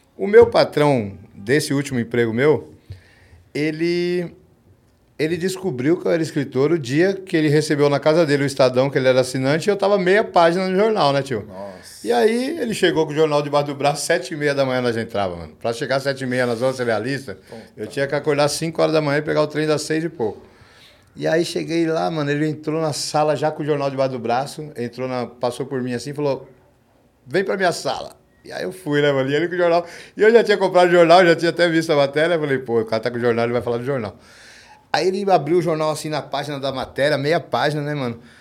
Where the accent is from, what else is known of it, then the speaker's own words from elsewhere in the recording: São Paulo, Brazil; eu sou aqui da ZL